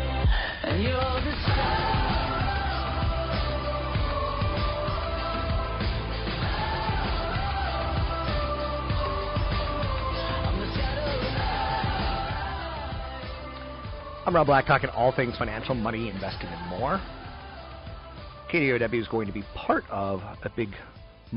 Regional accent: California, United States; I'm Californian

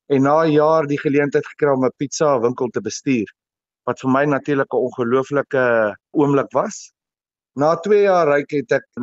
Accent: Vereeniging, Gauteng, South Africa; Ja, ek het skool gegaan in Vereniging in Hoërskool 3 Riviere. Ek het my hele skoolloopbaan daar deurgebring

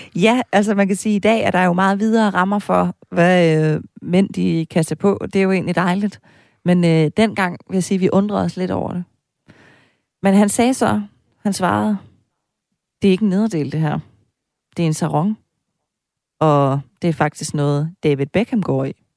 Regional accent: East Jutland, Central Denmark Region, Denmark; hjemme i Østjylland, hvor jeg kommer fra

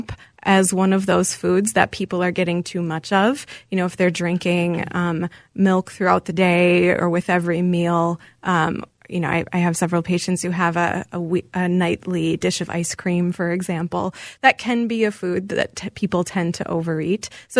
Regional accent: Wisconsin, United States; I am from Wisconsin. I'm a Wisconsin girl, and my grandparents actually owned a dairy bar, so I had a lot of dairy growing up.

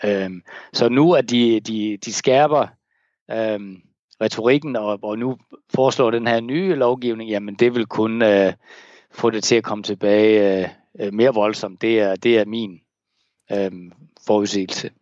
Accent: Denmark; now in Hong Kong; jeg kan tage mit danske pas

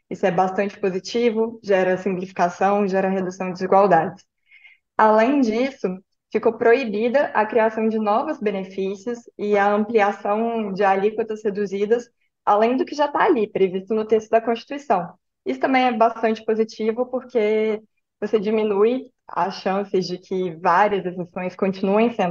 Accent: Belo Horizonte, Minas Gerais, Brazil; E eu também sou de Belo Horizonte, estava ouvindo Kennedy também, achava que era a terceira maior do Brasil, viu, Kennedy?

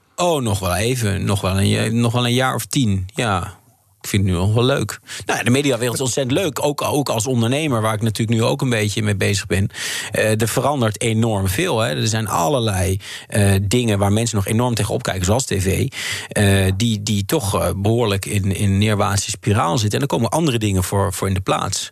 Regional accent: Netherlands; moved away as an adult; Ik ben een Nederlander

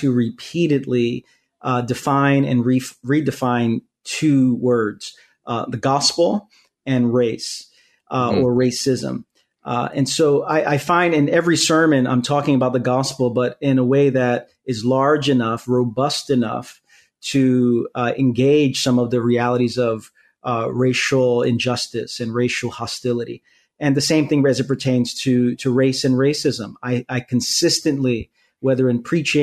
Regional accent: New York City, New York, United States; also born or lived in Queens, New York; born and raised in Brooklyn, New York, and live in Queens

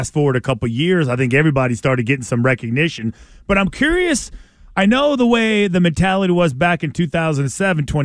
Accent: Los Angeles, California, United States; I grew up in L.A.

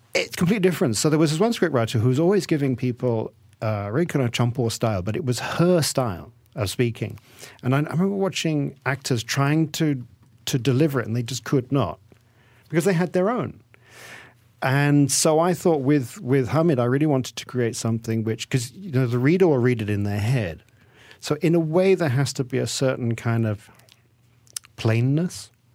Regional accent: England, United Kingdom; moved away as an adult; now in Malaysia; I am Malaysian, and, but I grew up in, in England. And so when I came back after twenty years of living there

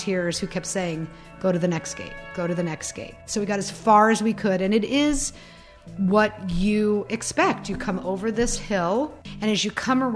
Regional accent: New York City, New York, United States; I'm from New York City

